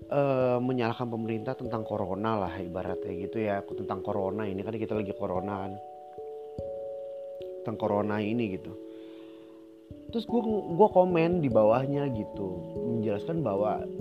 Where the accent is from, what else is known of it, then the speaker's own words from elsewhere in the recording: Jakarta, Indonesia; born there; dia tahu nggak gue lahir di Kelapa Gading tahu nggak dia Kelapa Gading itu Jakarta Utara tahu nggak Jakarta Utara itu di Jakarta